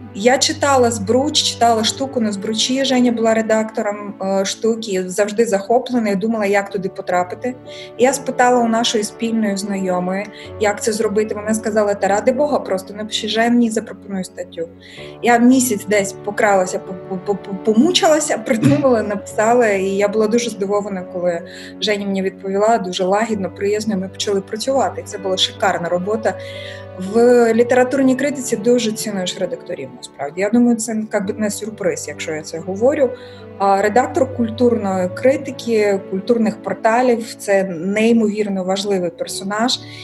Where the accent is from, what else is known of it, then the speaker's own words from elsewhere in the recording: Mykolaiv, Mykolaiv Oblast, Ukraine; Ukrainian is a second language; moved away as an adult; now in Kyiv, Ukraine; Я сказала з Миколаєва